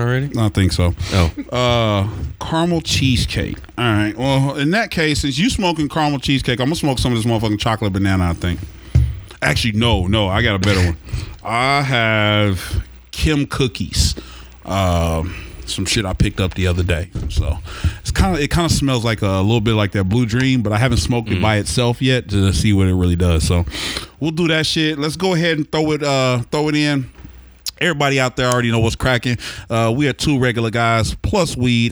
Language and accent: English; Oklahoma City, Oklahoma, United States; I grew up in Oklahoma City